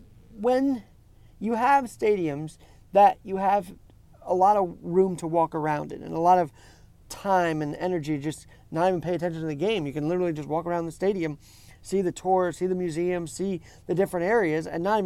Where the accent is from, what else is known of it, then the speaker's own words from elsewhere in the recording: New York City, New York, United States; growing up around New York City sports